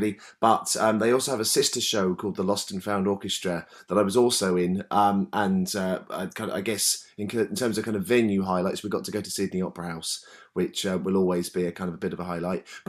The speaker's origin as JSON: {"language": "English", "town": "Brighton", "region": "South East England", "country": "United Kingdom", "tie": "born or raised there", "said": "I'm from Brighton, where there's always been a lot of kind of music-y, arty stuff going on."}